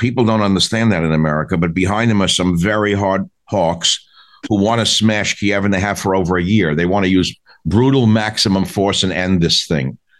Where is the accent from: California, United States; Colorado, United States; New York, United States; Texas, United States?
New York, United States; my people came from Belarus. I grew up in New York on the Lower East Side